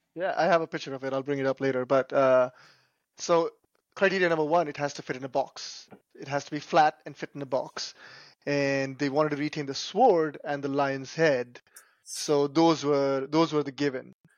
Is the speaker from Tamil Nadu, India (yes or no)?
yes; Chennai, Tamil Nadu, India; moved away as an adult; also born or lived in Northeast United States / Chicago, United States; now in United States; I grew up in India. I came here when I was about 20 years old